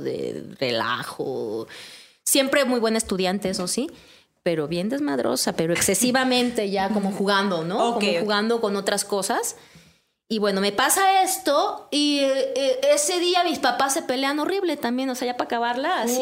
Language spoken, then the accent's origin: Spanish; Juchitán, Oaxaca, Mexico; now in Mexico City, Mexico; a dos días de distancia de donde yo nací, que fue en Cuchitán